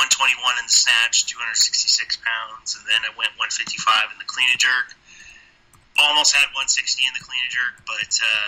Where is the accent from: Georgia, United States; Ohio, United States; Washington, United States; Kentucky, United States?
Washington, United States; Gig Harbor; A little town called Gig Harbor, Washington.